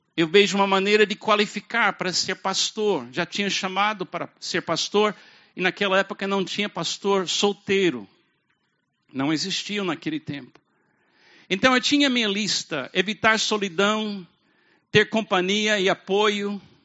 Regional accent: United States; Portuguese is a second language; moved away as an adult; also born or lived in Brazil; now in Fortaleza, Brazil; eu venho dos Estados Unidos

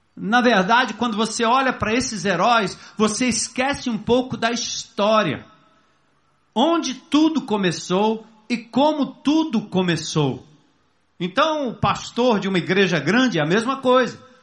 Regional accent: São Paulo, Brazil; Filho de pais nordestinos. Meu pai foi em 1948 para São Paulo trabalhar na construção civil

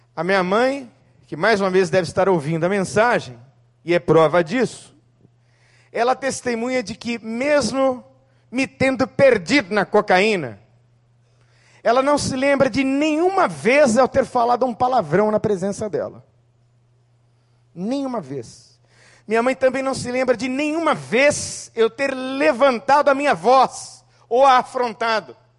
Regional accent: Santo André, São Paulo, Brazil; na cidade de Santo André, na rua Porto Alegre, número 450

